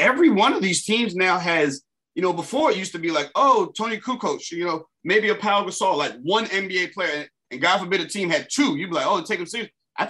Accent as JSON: {"language": "English", "country": "Jamaica", "said": "being Jamaican"}